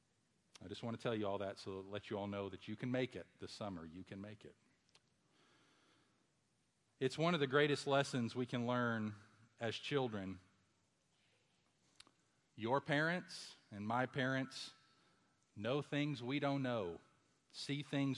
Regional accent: Louisville, Kentucky, United States; my hometown of Louisville, Kentucky

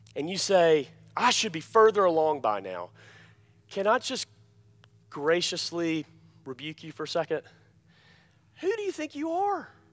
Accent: Alabama, United States; I'm from Alabama

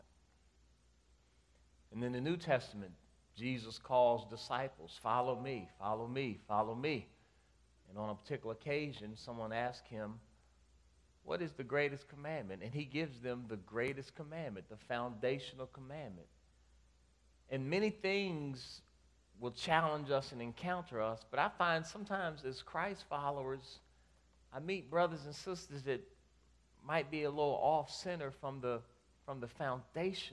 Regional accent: D.C., District of Columbia, United States; now in Maryland, United States; I grew up outside of Washington, D.C.

